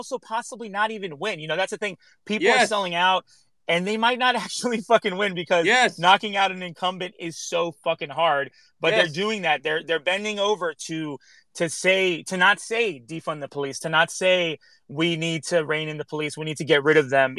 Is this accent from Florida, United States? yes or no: no; Los Angeles, California, United States; I grew up here in Los Angeles.